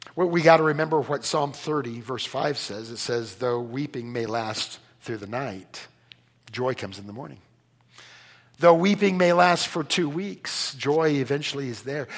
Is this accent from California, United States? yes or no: yes; Bay Area, California, United States; moved away; I'm from, I'm from California. Sorry, I escaped. I'm from, Cal. I'm, from the, I'm from the Bay Area. I learned to drive in San Jose.